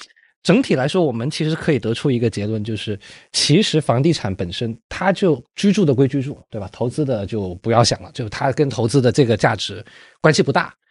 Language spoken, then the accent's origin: Chinese; Guangzhou, Guangdong, China; 我是一七一八年在我老家广州买的。